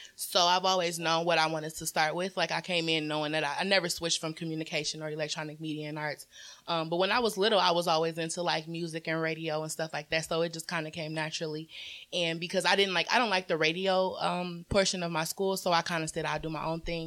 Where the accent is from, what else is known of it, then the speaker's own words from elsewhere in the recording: Detroit, Michigan, United States; I was born in Detroit and then I moved out to the suburbs when I started high